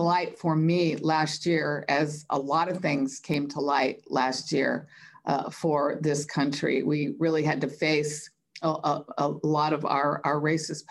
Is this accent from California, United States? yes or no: yes; Los Angeles, California, United States; growing up in Los Angeles